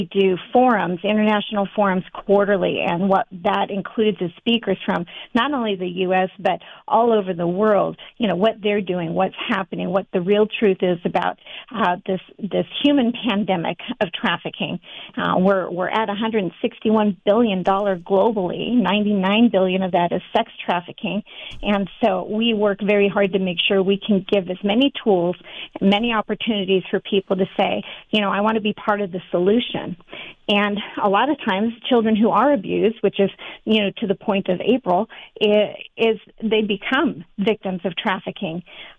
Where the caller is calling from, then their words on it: Redmond, Oregon, United States; I'm calling in from Redmond, Oregon, right in the middle of the state.